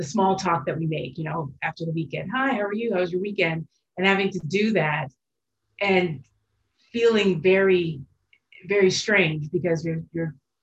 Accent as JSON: {"language": "English", "town": "Washington", "region": "District of Columbia", "country": "United States", "tie": "born or raised there", "said": "born and raised in Washington, D.C."}